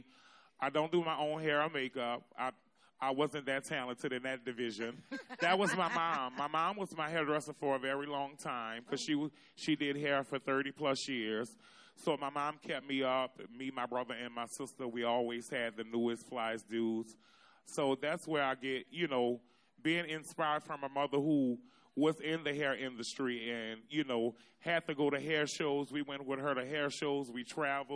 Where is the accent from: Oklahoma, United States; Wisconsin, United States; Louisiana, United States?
Louisiana, United States; New Orleans; I'm born and from the Third Ward. I grew up on Josephine Street